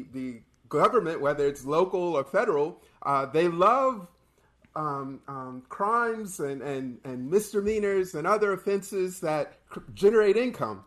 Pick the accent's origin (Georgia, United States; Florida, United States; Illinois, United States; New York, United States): Florida, United States; I'm from Florida